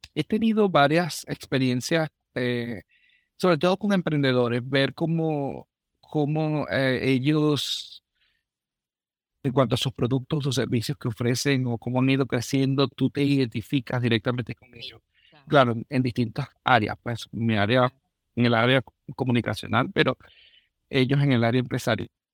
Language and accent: Spanish; Venezuela; moved away as an adult; now in Minnesota, United States; soy un venezolano